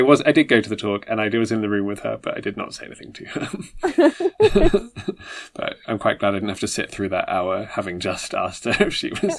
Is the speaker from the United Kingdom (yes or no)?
yes; Eckington, West Midlands, United Kingdom; also born or lived in St Helens, Merseyside / Oxford; now in West Oxfordshire, United Kingdom; But then I grew up in a little village in Worcestershire called Eckington.